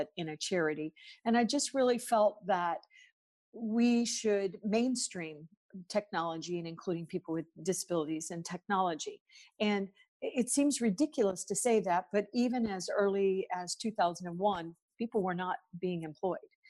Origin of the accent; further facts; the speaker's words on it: United States; I'm obviously from the United States, and I come from what we call corporate America